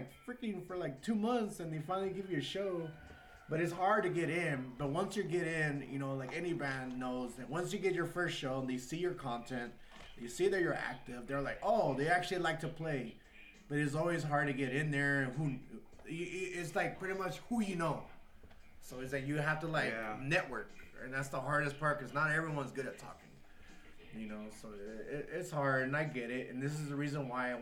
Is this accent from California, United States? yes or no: yes; San Fernando Valley, California, United States; I grew up in the Valley, so there's a lot of ska scene and punk out here too.